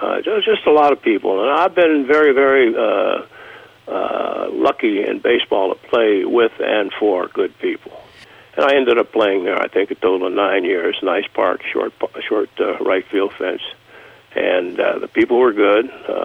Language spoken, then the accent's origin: English; Warren, Ohio, United States; also born or lived in Florida; I've mentioned being raised in Ohio, going to college in Ohio, going to high school in Ohio, in integrated facilities there.